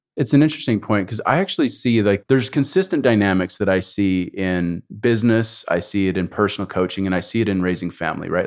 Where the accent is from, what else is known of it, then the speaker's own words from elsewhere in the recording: Canada; moved away as an adult; also born or lived in United States; I was raised in Canada